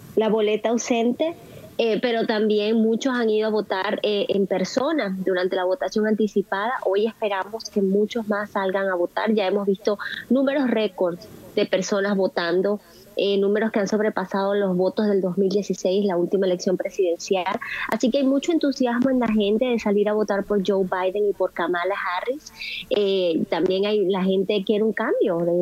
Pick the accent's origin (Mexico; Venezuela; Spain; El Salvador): Venezuela; now in United States; nosotros los venezolanos dejamos en nuestro país